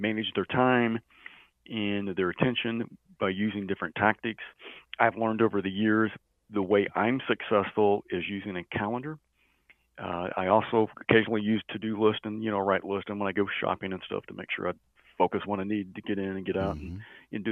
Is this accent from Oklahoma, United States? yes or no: yes; Mannford, Oklahoma, United States; I'm from Manford, Oklahoma